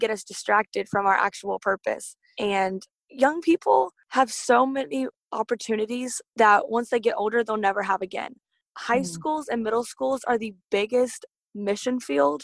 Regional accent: Katy, Texas, United States; I'm from Katy, Texas

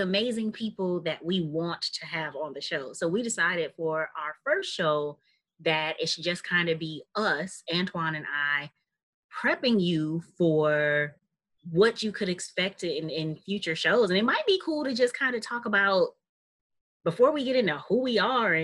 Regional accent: Milwaukee, Wisconsin, United States; I am born and raised in Milwaukee on the north side

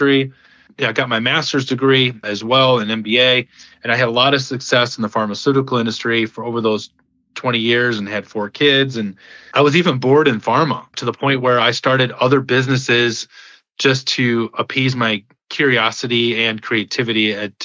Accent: Michigan, United States; I grew up in Michigan, where I was born and raised

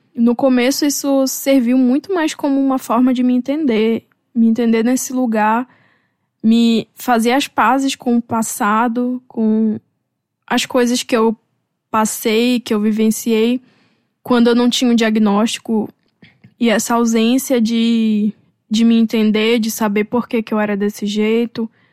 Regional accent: North Region of Brazil, Brazil; moved away; voltar para minha região. Talvez trabalhar, dando aula em alguma universidade da região norte

